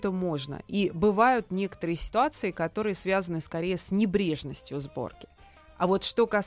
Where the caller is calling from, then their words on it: Moscow, Russia; я из Москвы вам звоню